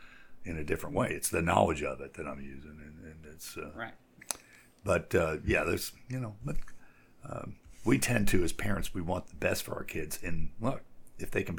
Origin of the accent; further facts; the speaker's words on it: United States; as an American